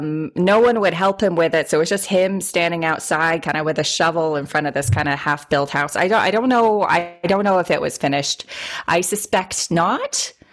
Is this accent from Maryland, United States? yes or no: no; Boston, Massachusetts, United States; I should also say I'm also from Boston